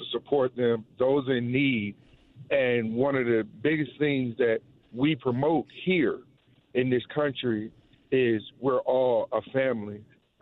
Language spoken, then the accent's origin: English; North New Jersey, United States; now in Georgia, United States; I'm from New Jersey, born and raised in North New Jersey